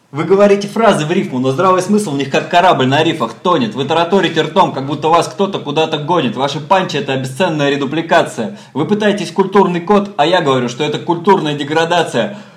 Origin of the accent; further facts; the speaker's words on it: Moscow, Russia; я как москвич и велосипедист